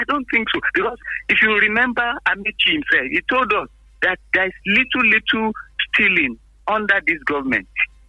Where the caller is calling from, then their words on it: Abeokuta, Ogun State, Nigeria; Hello, good morning. … from Abeokuta.